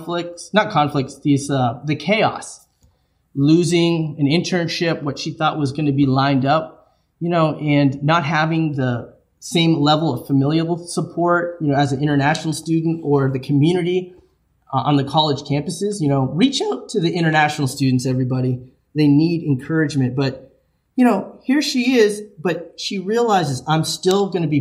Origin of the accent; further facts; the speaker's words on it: New England, United States; I'm from New England